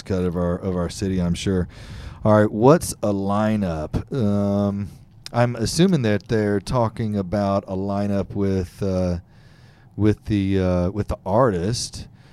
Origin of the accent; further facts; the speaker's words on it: Fort Bend County, Texas, United States; I grew up in Fort Bend County down in, uh, the Richmond, Rosenberg area